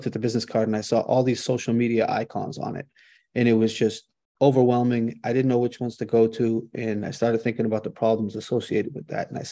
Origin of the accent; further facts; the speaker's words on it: Boston, Massachusetts, United States; born and raised in Boston